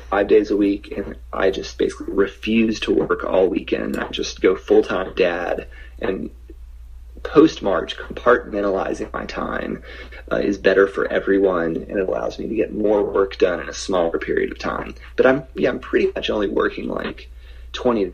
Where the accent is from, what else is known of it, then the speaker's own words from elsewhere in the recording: Little Rock, Arkansas, United States; also born or lived in Kansas City, Missouri; I'm from Little Rock